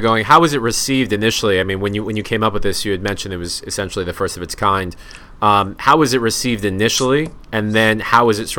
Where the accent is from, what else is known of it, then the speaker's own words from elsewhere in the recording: Brooklyn, New York, United States; now in Manhattan, United States; So I'm originally from Brooklyn, and I was dying to move to the city.